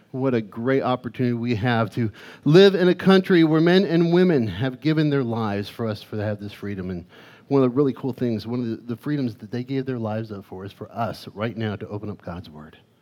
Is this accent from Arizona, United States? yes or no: yes; Arizona, United States; growing up in Arizona, we, we would get these dust storms